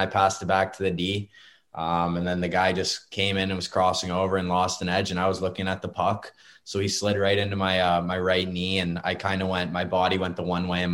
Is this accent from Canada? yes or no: yes; Barrie, Ontario, Canada; Staying in my hometown.